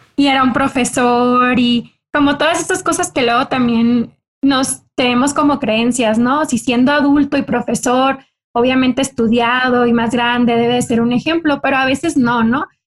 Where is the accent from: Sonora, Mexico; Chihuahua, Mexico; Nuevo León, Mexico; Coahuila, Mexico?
Sonora, Mexico; Cocorit; yo soy del norte de México, soy del estado de Sonora y en Sonora soy de una comunidad eh, pequeña, parte de los ocho pueblos yaquis, de una comunidad indígena que se llama Cocorit. Y ahí a mí me tocó crecer